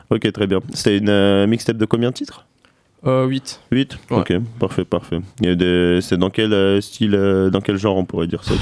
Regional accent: Saint-Maixent-l'École, Nouvelle-Aquitaine, France; je viens près de Niort, de Saint-Mexon.

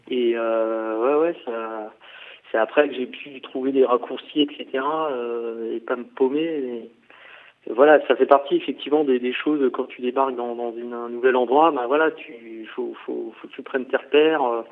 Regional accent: Paris region, Île-de-France, France; moved away as an adult; also born or lived in Orléans / Aix-en-Provence; now in Poitiers, France; moi je viens de la région parisienne, je suis né à Paris, enfin à Paris en, en sur seine voilà, pour ceux qui connaissent, dans le 92. Euh, et j'ai, j'ai vécu tout le temps, voilà, en région parisienne

